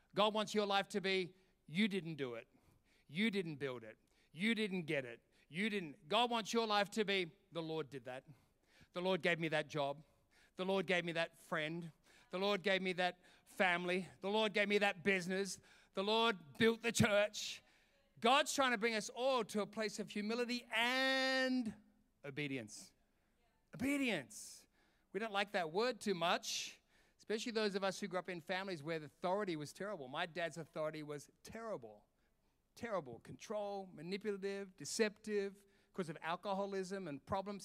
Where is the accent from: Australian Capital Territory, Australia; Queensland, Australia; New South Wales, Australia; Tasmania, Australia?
New South Wales, Australia; Sydney; also born or lived in London, United Kingdom; now in Perth, Australia; I'm from Sydney